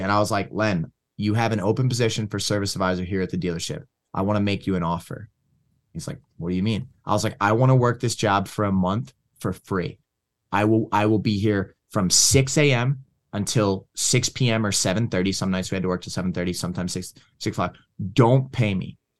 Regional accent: Levittown, Pennsylvania, United States; also born or lived in Philadelphia, Pennsylvania; now in Michigan, United States; grew up in a place called Levittown, Levittown and Langhorne.

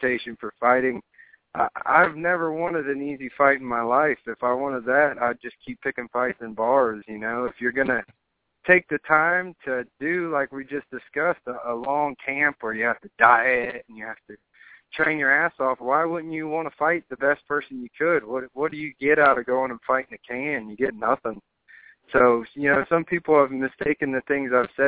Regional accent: Ohio, United States; moved away; I just take pride that I'm from Ohio

